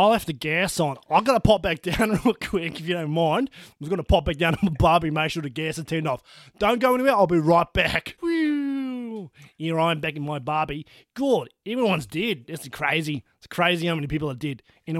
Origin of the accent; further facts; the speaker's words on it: New Zealand; accent: Kiwi; I'm from New Zealand, by the way.